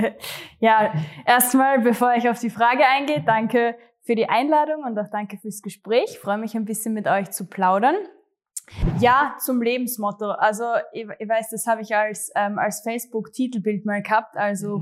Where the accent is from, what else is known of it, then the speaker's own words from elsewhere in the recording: Gössendorf, Styria, Austria; also born or lived in Graz; ich komme tatsächlich aus äh, Gössendorf, Graz Umgebung, aber es ist echt genau an der Stadtgrenze. Also für mich, mhm. ich bin Grazerin, eindeutig. Ähm, und ja, bin eh äh, zur Schule gegangen ähm, in Graz